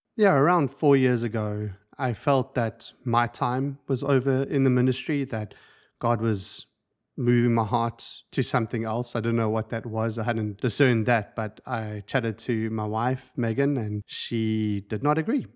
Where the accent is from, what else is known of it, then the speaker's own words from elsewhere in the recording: South Africa; moved away as an adult; now in United States; I have a bit of an accent, and so I was raised and born in South Africa